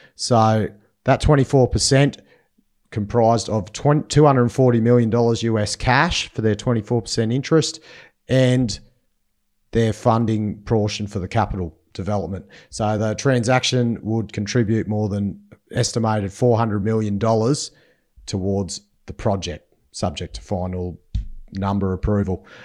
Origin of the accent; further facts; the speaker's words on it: Inverell, New South Wales, Australia; my hometown, sunny in Vyrrell